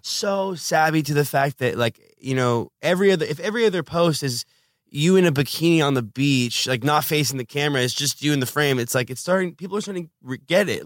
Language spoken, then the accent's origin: English; Los Angeles, California, United States; I'm from Los Angeles.